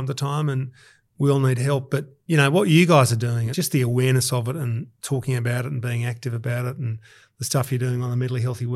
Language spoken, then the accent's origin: English; Sydney, New South Wales, Australia; I was born in Balmain in 1969